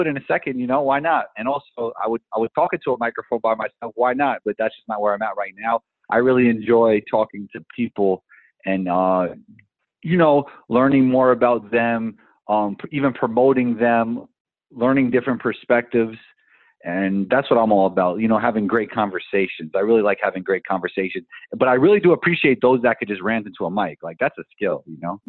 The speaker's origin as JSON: {"language": "English", "town": "New York City", "region": "New York", "country": "United States", "tie": "born or raised there", "said": "I grew up in Riverdale in the Bronx"}